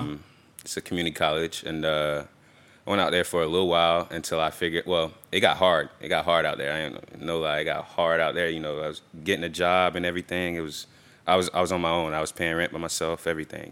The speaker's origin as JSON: {"language": "English", "town": "Tampa", "region": "Florida", "country": "United States", "tie": "born or raised there", "said": "I'm from, I'm from here. I'm from Tampa, Florida. And, uh, grew up, um, till I was about se, till about second grade, um, in West Tampa."}